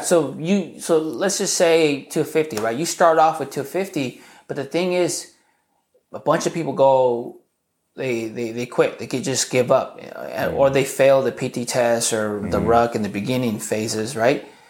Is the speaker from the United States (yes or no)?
yes; Southern California, United States; also born or lived in Garden Grove / Santa Ana; I was born and raised in Southern California. My parents were separated, so I spent a lot of time either in Garden Grove or in Santa Ana.